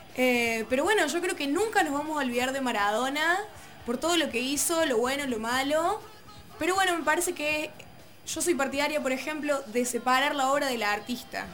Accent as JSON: {"language": "Spanish", "country": "Argentina", "said": "nos unió como argentinos"}